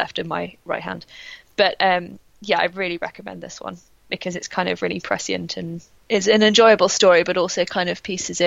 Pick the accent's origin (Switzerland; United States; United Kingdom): United Kingdom; England; as an English person